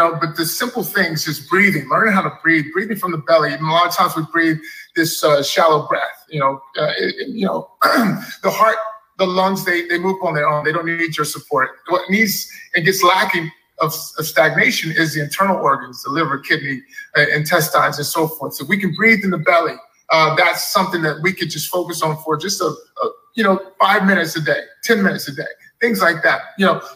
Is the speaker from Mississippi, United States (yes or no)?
no; Dallas, Texas, United States; growing up in Texas, Dallas